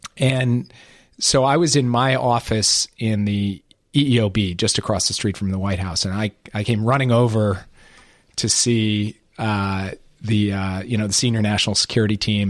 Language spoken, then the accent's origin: English; Minneapolis, Minnesota, United States; moved away; the place I grew up, about my hometown, about the state of Minnesota